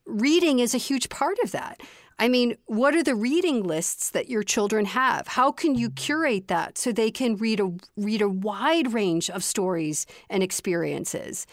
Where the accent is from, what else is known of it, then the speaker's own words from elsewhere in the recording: Chicago, Illinois, United States; I grew up in the city of Chicago